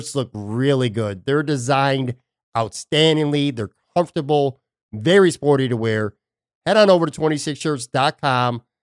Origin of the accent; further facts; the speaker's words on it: Buffalo, New York, United States; now in Florida, United States; my hometown, Buffalo, New York